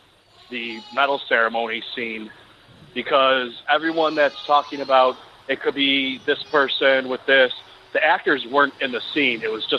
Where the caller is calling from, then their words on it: New York City, New York, United States; calling from Brooklyn.